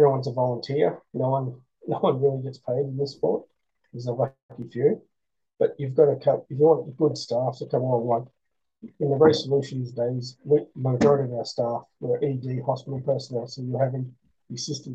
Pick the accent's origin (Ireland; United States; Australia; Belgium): Australia; I'm an Australian